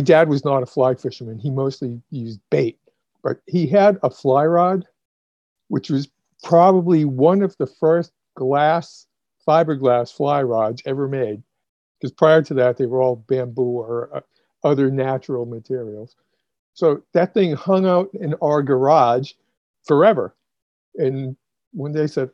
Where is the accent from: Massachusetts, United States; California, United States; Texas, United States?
Massachusetts, United States; moved away as an adult; also born or lived in suburban Boston / Brazil; now in Florida, United States; I grew up in Massachusetts.